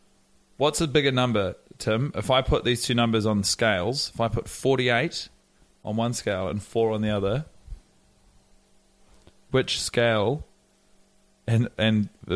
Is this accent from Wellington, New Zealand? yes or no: yes; Wellington, New Zealand; I was born in Wellington in 1988.